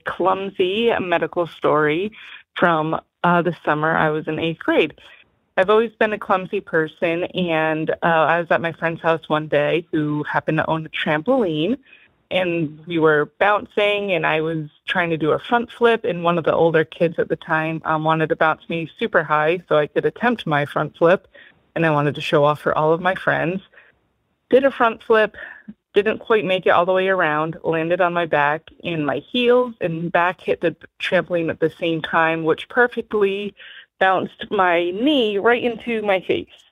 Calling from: Newport, Rhode Island, United States; I'm calling from Newport, Rhode Island

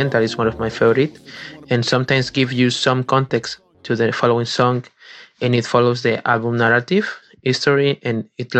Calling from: Madrid, Community of Madrid, Spain; I'm calling from Madrid, Spain.

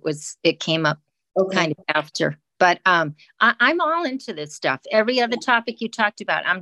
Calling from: Duxbury, Massachusetts, United States; Hi, yeah, it's … from Duxbury, Massachusetts.

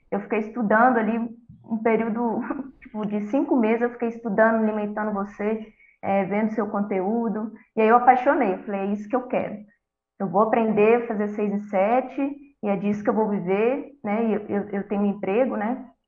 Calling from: Contagem, Minas Gerais, Brazil; Eu falo de Contagem, Minas Gerais.

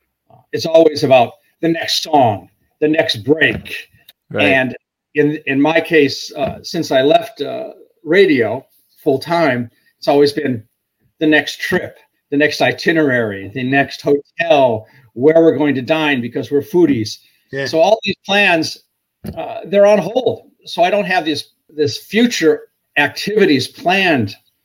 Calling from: Dover, New Hampshire, United States; Yeah, I'm in Dover right now.

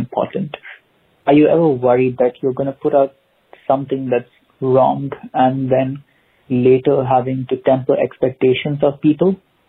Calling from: Dubai, United Arab Emirates; Hi, guys. … I'm speaking from Dubai. So sending love from here.

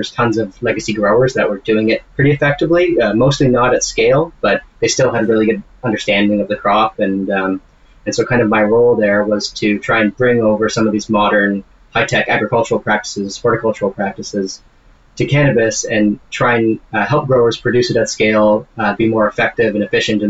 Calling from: Kelowna, British Columbia, Canada; I'm in Kelowna, BC, just a couple hours north of Vancouver.

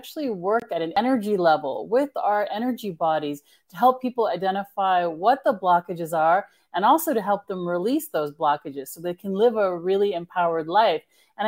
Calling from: California, United States; I'm actually in Northern California.

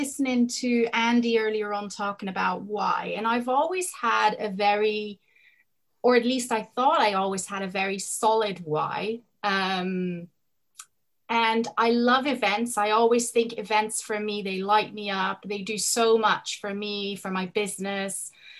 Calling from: Spain; It's actually the afternoon where I am. I'm coming in from Spain.

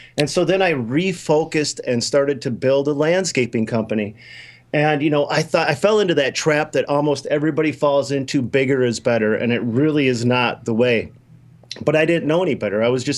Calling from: Minnesota, United States; Minnesota, don't you know?

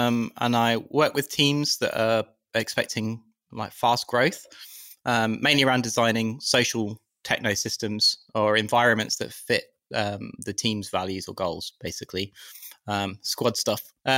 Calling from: London, United Kingdom

